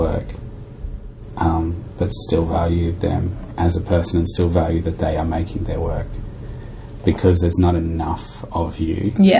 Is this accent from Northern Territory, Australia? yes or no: yes; Darwin, Northern Territory, Australia; now in Sydney, Australia; I grew up in Darwin